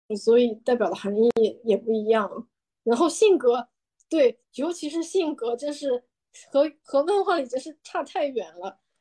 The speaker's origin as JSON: {"language": "Chinese", "country": "China", "said": "我们中国人的延安或者井冈山"}